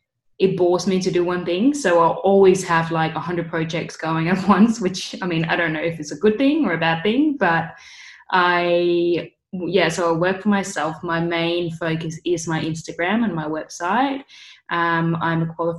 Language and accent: English; Denmark; moved away as an adult; now in Bondi Beach, Australia; I'm originally from Denmark. I moved down here when I was just 20 years old